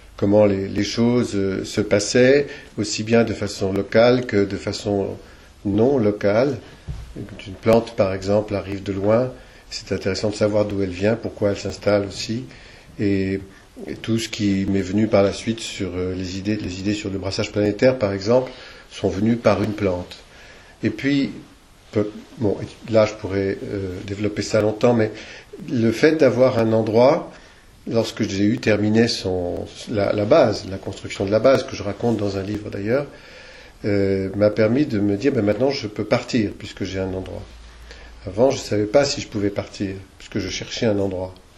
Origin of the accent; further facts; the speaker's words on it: Argenton-sur-Creuse, Centre-Val de Loire, France; now in Creuse, France; je suis né à Argenton-sur-Creuse